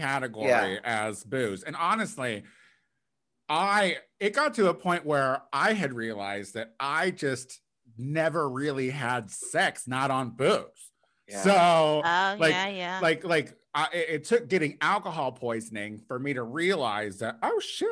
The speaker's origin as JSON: {"language": "English", "region": "Central Illinois", "country": "United States", "tie": "born or raised there", "said": "growing up in Central Illinois"}